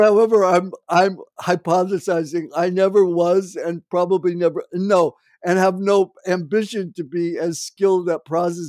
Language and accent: English; New Jersey, United States; I grew up 20 miles in New Jersey from New York, and worked in Wall Street in my summer jobs when I was in a teenager.